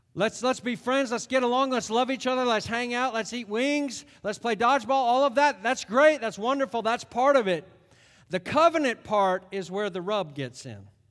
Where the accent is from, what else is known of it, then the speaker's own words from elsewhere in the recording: United States; also born or lived in Connecticut / New York; we're Americans.